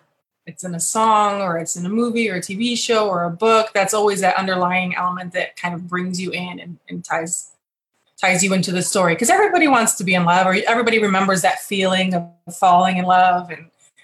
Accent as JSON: {"language": "English", "region": "Michigan", "country": "United States", "tie": "born or raised there", "also_born_or_lived": "Texas", "moved": "as an adult", "said": "I'm originally from Michigan, but I also grew up a little bit in Texas and in Michigan. So my mother was military as well. So a little bit of both there. And then I left in 96 for the military"}